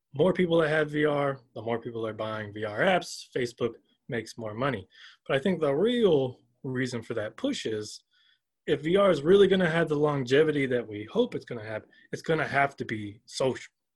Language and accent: English; Augusta, Georgia, United States; now in Urbana, United States; I'm originally from Augusta, Georgia